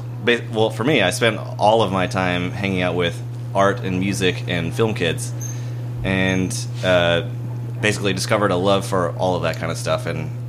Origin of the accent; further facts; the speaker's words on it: Mandeville, Louisiana, United States; moved away as an adult; now in New Orleans, United States; town, city. It's a city. And I don't know. Growing up there